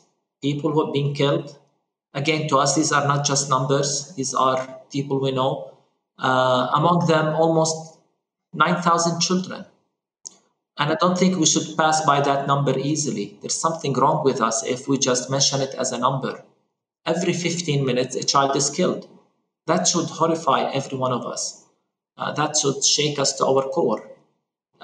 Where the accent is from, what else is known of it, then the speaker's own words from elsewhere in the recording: Beit Sahour, Bethlehem Governorate, Palestine; now in Bethlehem, Palestine; I grew up in Beit Sahur. Beit Sahur is a town next to Bethlehem